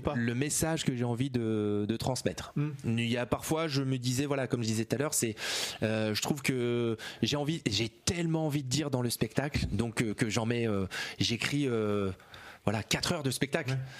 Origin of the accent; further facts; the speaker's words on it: Rouen, Normandy, France; venant de, de des Hauts de Rouen